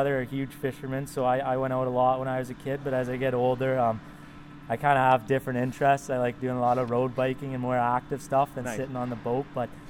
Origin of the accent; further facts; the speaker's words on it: Comox, British Columbia, Canada; Comox is a very versatile place. I'm pretty fortunate to grow up there.